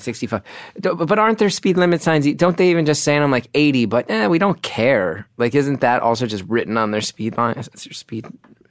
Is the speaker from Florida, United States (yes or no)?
no; New Jersey, United States; I'm from New Jersey.